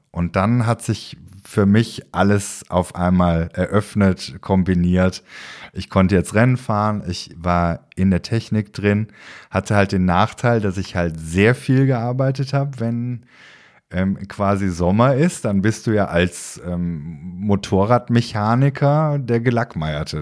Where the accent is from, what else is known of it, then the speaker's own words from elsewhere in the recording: Aachen, North Rhine-Westphalia, Germany; Ich bin ja gebürtiger Aachener